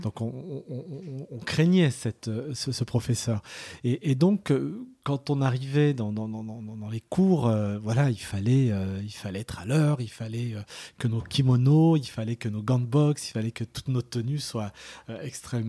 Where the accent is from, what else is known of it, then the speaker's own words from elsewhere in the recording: Lyon, Auvergne-Rhône-Alpes, France; Je suis né à Lyon